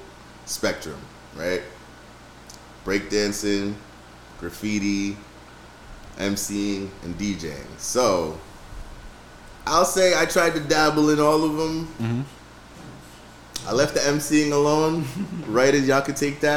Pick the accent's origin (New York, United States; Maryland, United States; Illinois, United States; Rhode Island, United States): Rhode Island, United States; I was born in Rhode Island